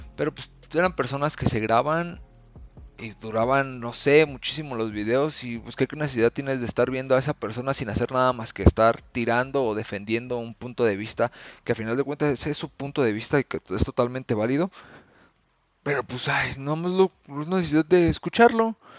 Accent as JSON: {"language": "Spanish", "town": "Morelia", "region": "Michoacán", "country": "Mexico", "said": "ahorita aquí en mi ciudad, soy de Morelia"}